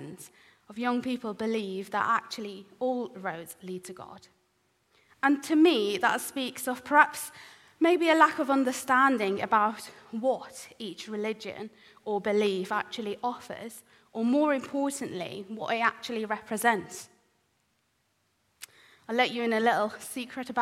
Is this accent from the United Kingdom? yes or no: no; Iran; moved away; I was born in the Middle East, in Iran